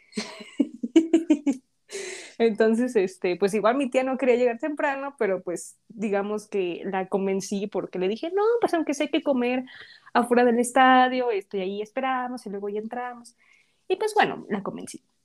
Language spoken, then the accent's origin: Spanish; Mexico; como buenas mexicanas